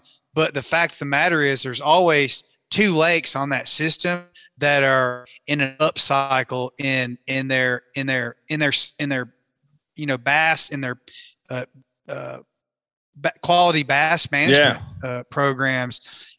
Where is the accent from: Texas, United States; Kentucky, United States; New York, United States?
Kentucky, United States; I always, of course, it's home for me growing up on Kentucky Lake, and I fished a lot at Pickwick when I was a kid too